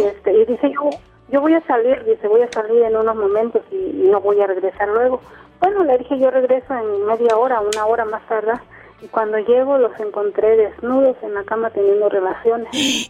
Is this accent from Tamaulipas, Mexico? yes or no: no; Huatulco, Oaxaca, Mexico; moved away as an adult; now in Oaxaca, Mexico; yo estoy radicando aquí en Oaxaca. Eh, soy de Huatulco, de Bahías de Huatulco